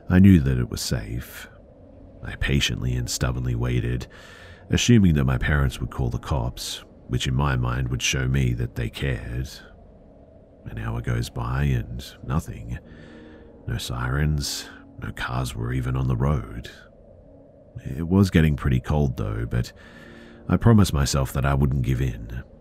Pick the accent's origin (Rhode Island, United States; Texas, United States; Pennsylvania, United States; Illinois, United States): Rhode Island, United States; Providence; just a bit of quick backstory. I grew up in Providence, RI, and everyone who's lived